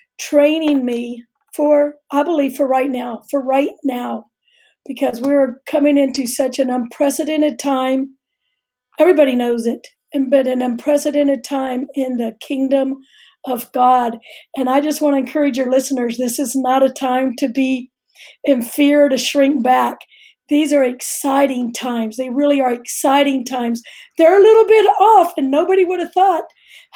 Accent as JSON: {"language": "English", "town": "Houston", "region": "Texas", "country": "United States", "tie": "born or raised there", "said": "I'm a native Houstonian"}